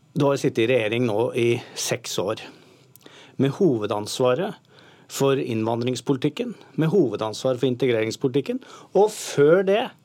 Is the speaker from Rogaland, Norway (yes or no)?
no; Oslo, Norway; Sjøl er jeg fra Tveita.